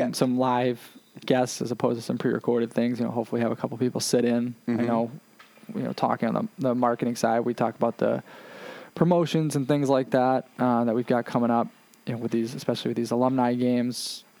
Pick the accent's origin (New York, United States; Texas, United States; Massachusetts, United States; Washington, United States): Massachusetts, United States; Worcester; I'm from Worcester